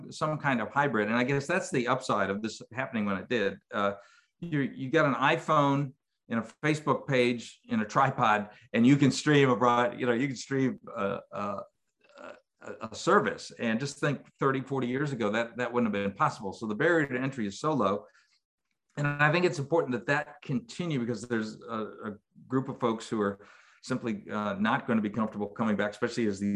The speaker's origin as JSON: {"language": "English", "region": "New York", "country": "United States", "tie": "born or raised there", "also_born_or_lived": "Syracuse, New York / Mobile, Alabama / Mississippi", "moved": "as an adult", "lives_now": "Alabama, United States", "said": "In New York, where I grew up"}